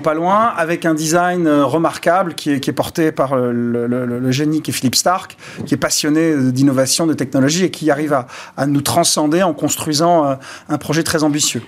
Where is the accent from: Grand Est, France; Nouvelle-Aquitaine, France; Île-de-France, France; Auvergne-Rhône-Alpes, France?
Nouvelle-Aquitaine, France; Bordeaux; Je viens de Bordeaux et on est parti des cépages de nos, vignes bordelaises